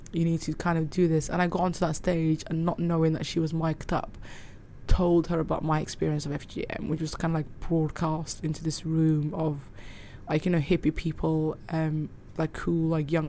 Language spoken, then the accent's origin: English; Cardiff, Wales, United Kingdom; also born or lived in Somaliland / Manchester / Dubai; So when I was growing up in Cardiff